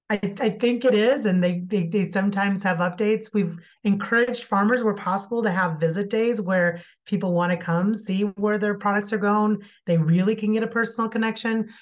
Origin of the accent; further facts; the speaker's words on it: Iowa, United States; now in Colorado, United States; I grew up in Iowa